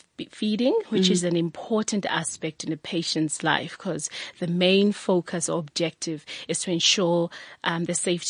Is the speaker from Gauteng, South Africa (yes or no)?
yes; Pretoria, Gauteng, South Africa; I grew up in Pretoria.